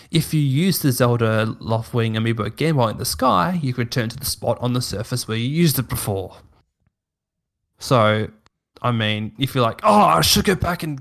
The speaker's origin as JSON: {"language": "English", "region": "South Australia", "country": "Australia", "moved": "as an adult", "lives_now": "Clyde North, Australia", "said": "I'm not from here. I'm from, I'm from South Australia, the Holy Land, but oh, I, ah, I married a Victorian lady"}